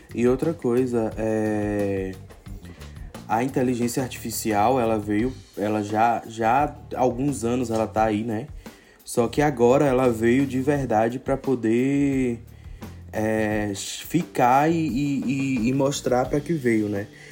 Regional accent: Morro do Chapéu, Bahia, Brazil; also born or lived in Salvador; eu sou da Bahia, mas nascido especificamente em, em Morro do Chapéu, né, na Chapada Diamantina.

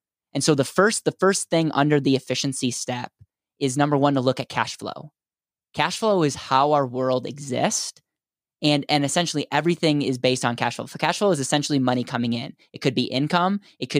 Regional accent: Wisconsin, United States; now in Denver, United States; So I'm in Denver, Colorado, and I grew up in Wisconsin.

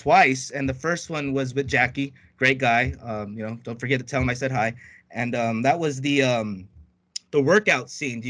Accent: United States; growing up here in the States, us Filipinos

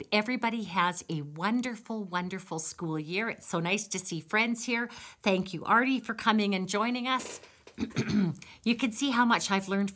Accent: Campbell River, British Columbia, Canada; moved away as an adult; also born or lived in Victoria, British Columbia / Saskatchewan; now in Red Deer, Canada; I'm Canadian. I grew up in British Columbia in Campbell River, went to the University of Victoria, and then moved to Saskatchewan

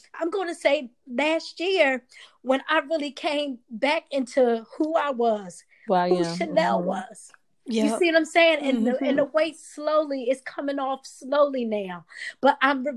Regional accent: Philadelphia, Pennsylvania, United States; us growing up in Philly, we both have our own individual stories and how we was brought up

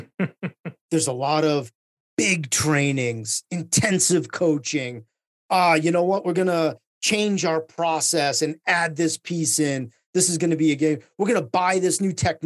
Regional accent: Lowell, Massachusetts, United States; born in a city in Eastern Massachusetts called Lowell, Massachusetts

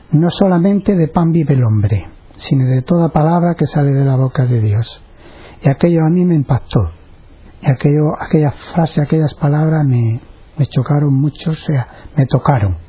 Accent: Medina-Sidonia, Andalusia, Spain; moved away; Medina Sidonia, provincia de Cádiz

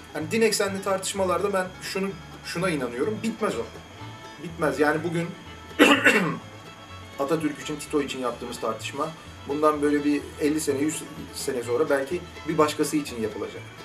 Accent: Istanbul, Turkey; İstanbul'da doğmuşum, babam İstanbul'da doğmuş, onun babası İstanbul'da doğmuş.

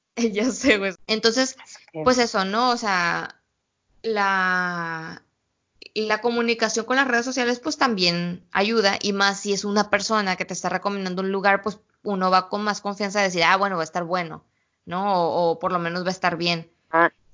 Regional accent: Culiacán, Sinaloa, Mexico; nosotros veníamos de Sinaloa, pues se nos nota por todos lados que somos culichis sinaloenses, este, desde que como hablamos hasta como nos vestimos

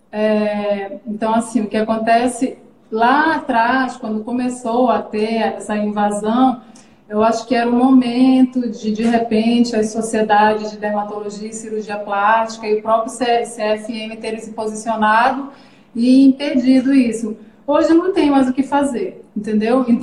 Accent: Amazonas, Brazil; born there; now in Pará, Brazil; eu nasci, na verdade, no Amazonas, mas já moro no Pará desde 1990

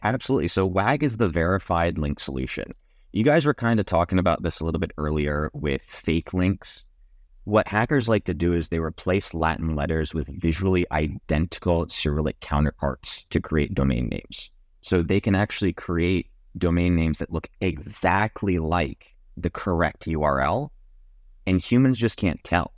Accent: Jamaica; now in Dallas, United States; I'm from Jamaica, so I'm a Texan, but I'm not, like, not only Texan.

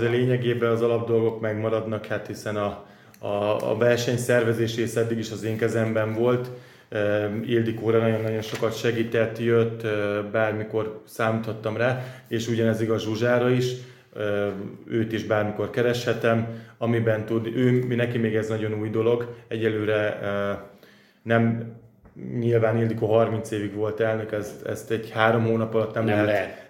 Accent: Hungary; mint magyar, mint minden magyar

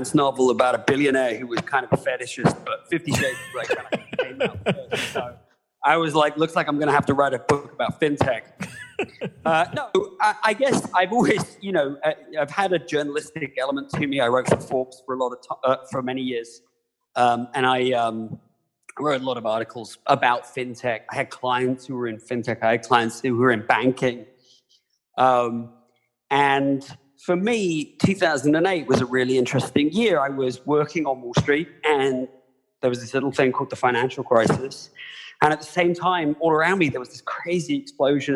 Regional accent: United Kingdom; moved away as an adult; now in United States; I'm not from the US originally. I was born in the UK, but I am an American now. Like John Oliver, I came here about 20 years ago

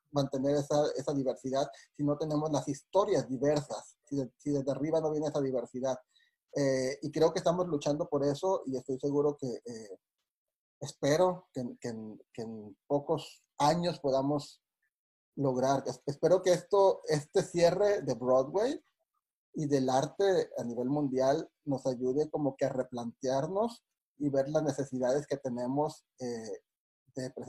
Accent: Mexico; de que juntos como comunidad, en este caso como comunidad mexicana también

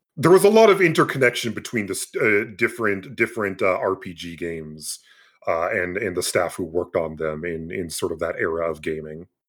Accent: Canada; born or raised there

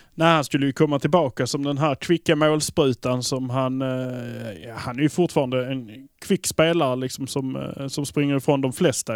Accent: Malmö, Skåne, Sweden; vi är från Malmö

